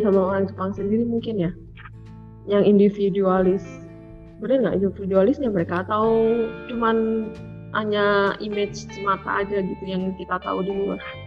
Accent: Indonesia; kita nih dari Indonesia

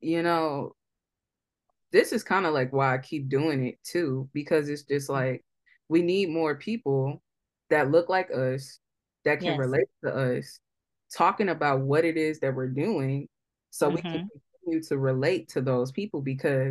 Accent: St. Louis, Missouri, United States; we're from St. Louis

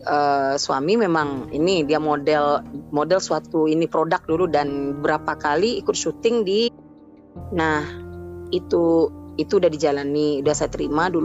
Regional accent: Sumatra, Indonesia; moved away as an adult; di Sumatera di Sumatera pokoknya saya dulu mm. di Sumatera lalu hijrah ke sini mm. suami bawa saya tahun 2015 ke sini

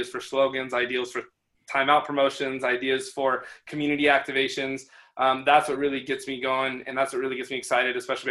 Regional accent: Portland, Oregon, United States; also born or lived in Los Angeles; I was born and raised in Portland, Oregon

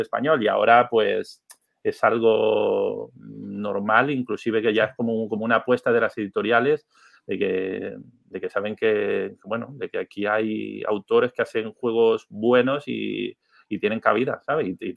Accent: Venezuela; moved away; also born or lived in Canary Islands; Soy venezolano

